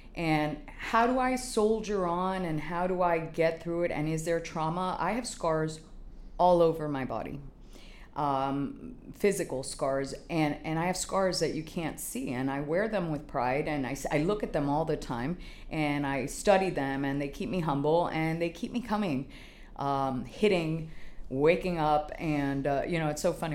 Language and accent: English; Canada; now in Miami, United States; I'm a Miami girl. As much as I, I grew up in Canada, I have roots here that are long